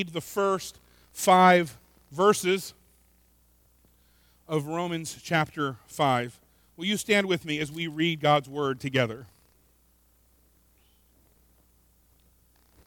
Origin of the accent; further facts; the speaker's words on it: Florida, United States; I'm from Florida and we're all crazy